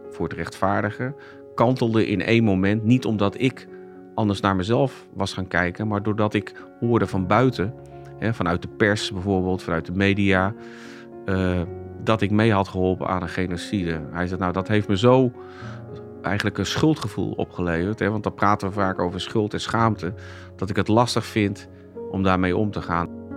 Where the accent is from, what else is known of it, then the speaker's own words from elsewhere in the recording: Zeist, Utrecht, Netherlands; ik ben geboren getogen in Zeist